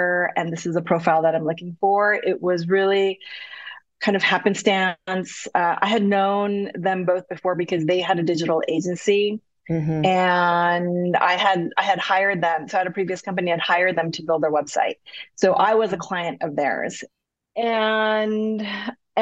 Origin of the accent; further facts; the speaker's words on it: United States; also born or lived in Korea; as an American, Korean American living there for 2 years